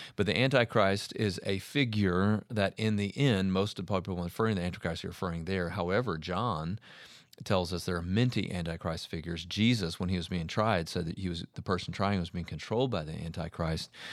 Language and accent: English; United States; as American Christians